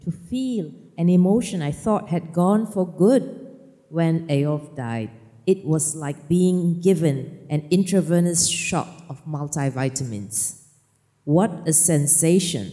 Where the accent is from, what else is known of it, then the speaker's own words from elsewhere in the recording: Malaysia; now in Norway; I'm Malaysian, right? We don't walk in the forest.